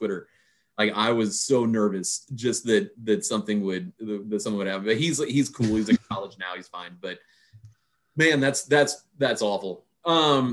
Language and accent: English; Pasadena, Texas, United States; I grew up in Pasadena